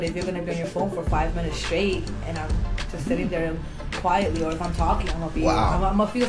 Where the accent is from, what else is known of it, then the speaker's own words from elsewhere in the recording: New Jersey, United States; I'm from New Jersey.